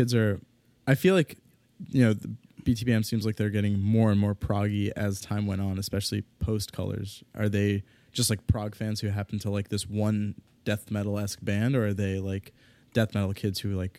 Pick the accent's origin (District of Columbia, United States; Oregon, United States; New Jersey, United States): District of Columbia, United States; Washington; I'm from Washington, D.C.